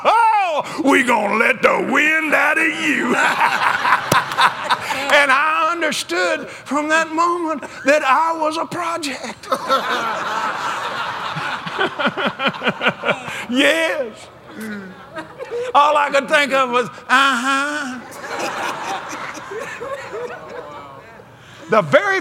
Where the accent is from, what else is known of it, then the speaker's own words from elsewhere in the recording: West Texas, United States; I was raised in West Texas